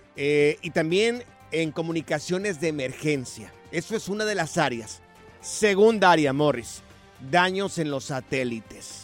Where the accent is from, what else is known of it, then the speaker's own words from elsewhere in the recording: Mexico; nosotros que los tres somos mexicanos aquí